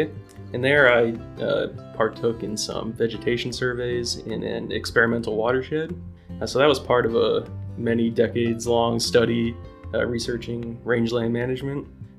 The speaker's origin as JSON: {"language": "English", "area": "Carbon County", "region": "Pennsylvania", "country": "United States", "tie": "born or raised there", "also_born_or_lived": "Pittsburgh, Pennsylvania / State College, Pennsylvania", "moved": "as an adult", "lives_now": "Susquehanna County, United States", "said": "So I'm originally from Carbon County, Pennsylvania. I grew up there my entire life until I went off to college."}